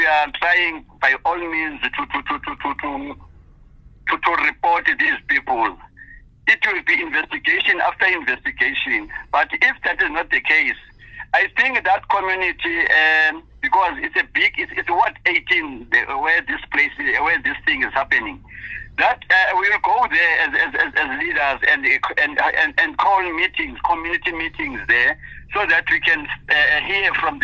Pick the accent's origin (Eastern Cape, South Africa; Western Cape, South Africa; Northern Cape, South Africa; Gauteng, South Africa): Eastern Cape, South Africa; Komani; We, as a Kumani resident